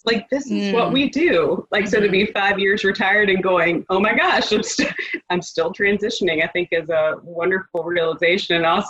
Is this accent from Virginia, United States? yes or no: yes; Virginia Beach, Virginia, United States; now in West Coast, United States; I'm from the East Coast. I'm from Virginia Beach. And so mm-hmm. my whole family's there. We're on the West Coast.